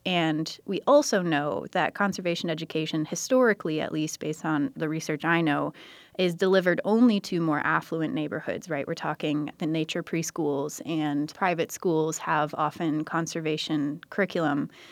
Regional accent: United States; I grew up on the San Croix River

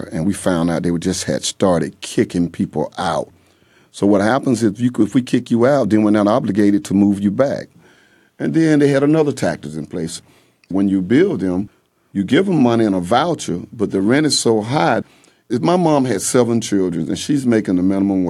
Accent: Atlanta, Georgia, United States; moved away; We're from East Lake, live there 25, 30, 40 years

